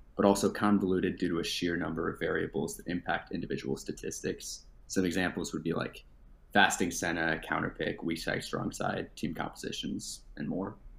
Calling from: Madison, Wisconsin, United States; I'm calling from Madison, Wisconsin

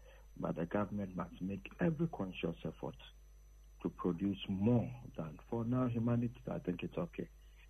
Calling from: Winneba, Central Region, Ghana; calling from Winneba.

